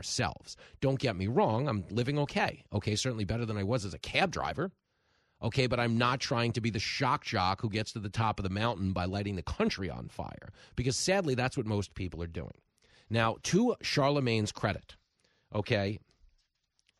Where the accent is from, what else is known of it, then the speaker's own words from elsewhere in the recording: Levittown, New York, United States; all the ride or die people I grew up with in Levittown